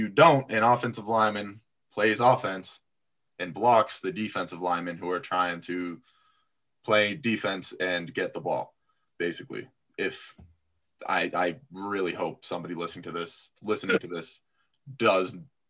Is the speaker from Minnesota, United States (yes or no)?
no; Boston, Massachusetts, United States; born there; also born or lived in Florida / Apex, North Carolina; I was born up here in Boston before going. I went to high school in Florida, but in between I lived in Apex, North Carolina for like 3 years, just outside of Raleigh.